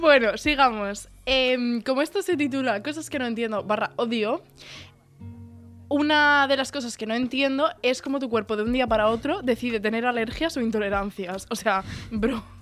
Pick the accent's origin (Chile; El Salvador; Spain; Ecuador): Spain; El Puerto de Santa María, Andalusia; now in Tarragona, Spain; como buena andaluza que soy